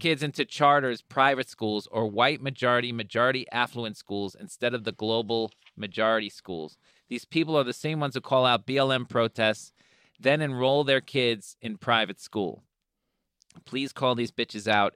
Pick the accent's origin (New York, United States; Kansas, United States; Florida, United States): New York, United States; I'm from New York.